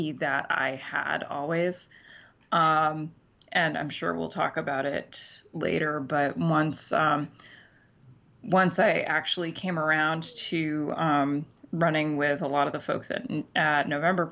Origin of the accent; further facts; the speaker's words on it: Central Maine, United States; moved away as an adult; also born or lived in Central New York / Boston; now in New York City, United States; I grew up in Central Maine